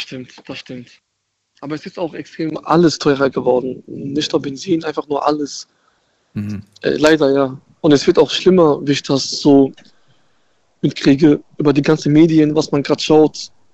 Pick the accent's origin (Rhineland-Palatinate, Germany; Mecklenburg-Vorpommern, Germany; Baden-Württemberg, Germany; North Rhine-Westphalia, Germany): Rhineland-Palatinate, Germany; Germersheim; Ich komme aus der aus Germersheim